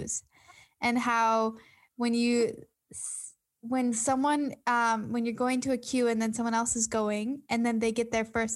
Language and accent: English; United States; now in New South Wales, Australia; I'm American